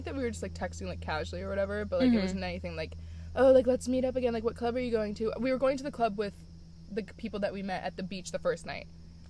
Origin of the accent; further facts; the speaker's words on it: Connecticut, United States; I'm from Connecticut.